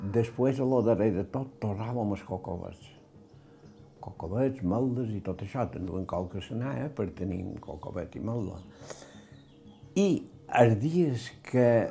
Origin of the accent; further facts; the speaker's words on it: Sa Pobla, Balearic Islands, Spain; Jo vaig néixer l'any 1939, eh, vaig néixer a la Pobla